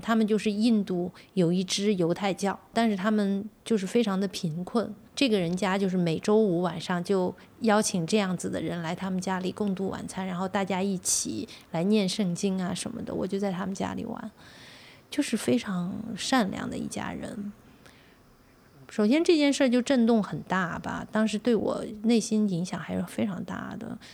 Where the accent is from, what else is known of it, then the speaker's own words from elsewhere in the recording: China; 我从中国来